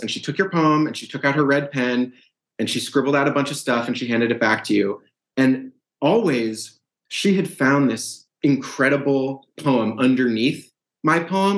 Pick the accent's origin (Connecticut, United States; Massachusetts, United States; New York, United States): Massachusetts, United States; Brookline; moved away; also born or lived in St. Louis, Missouri; I'm from from Brookline, Massachusetts, same suburb where the where the yeah. book is set. Very much a product of that town